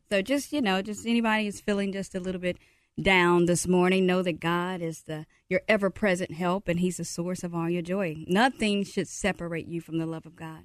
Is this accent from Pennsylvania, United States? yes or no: no; Mississippi, United States; I'm from Mississippi.